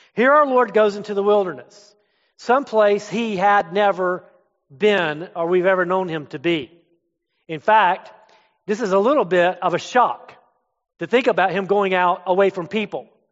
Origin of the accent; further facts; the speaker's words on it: Florida, United States; moved away as an adult; also born or lived in up north; I'm from Florida.